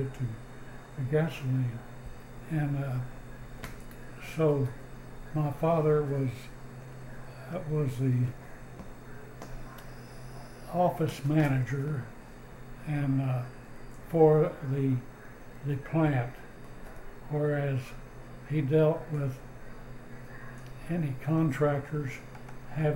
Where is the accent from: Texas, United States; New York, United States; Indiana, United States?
Texas, United States; also born or lived in Enid, Oklahoma / Garber, Oklahoma / Seminole, Oklahoma; I think it was probably in 1935 we moved to Texas